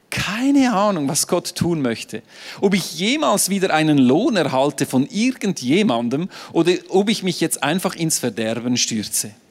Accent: Switzerland; Ich bin Schweizer, ich bin neutral.

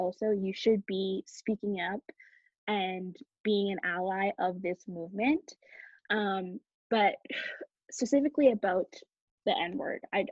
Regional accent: Canada; I was born in Canada

